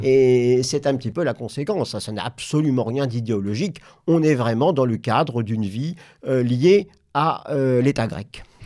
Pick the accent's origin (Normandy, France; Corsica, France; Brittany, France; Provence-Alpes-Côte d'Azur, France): Normandy, France; je viens de Normandie